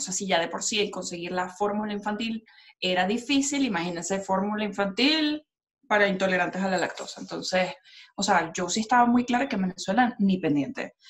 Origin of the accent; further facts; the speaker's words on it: Colombia; yo soy colombiana